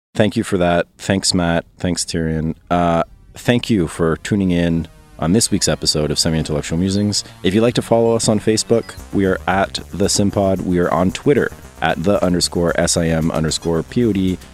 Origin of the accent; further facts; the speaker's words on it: Canada; as a Canadian